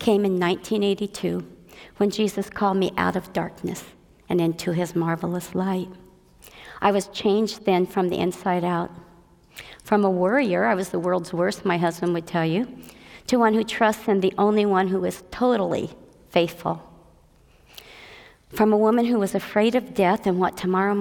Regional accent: Southern California, United States; moved away as an adult; also born or lived in Frankfort, Indiana / Indiana; in Frankfort, Indiana in 1948. And when I was 9 years old, we moved to what I thought was the promised land, California, Disneyland, Southern California

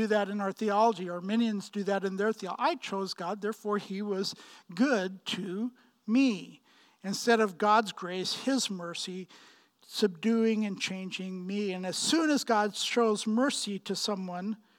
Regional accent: Pakistan; moved away; I'm from Pakistan. Right, I grew up in Pakistan and was born and bred there, and 6 miles from the Indian border

